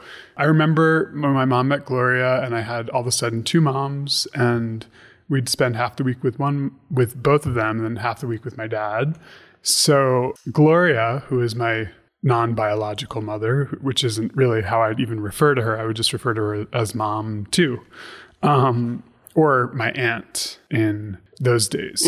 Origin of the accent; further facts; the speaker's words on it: Stony Brook, New York, United States; born there; So I was born in 1981 in Long Island and in Stony Brook, New York.